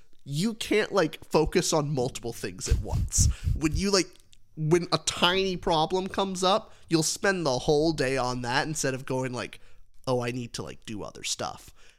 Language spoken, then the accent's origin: English; New Mexico, United States; I'm from New Mexico.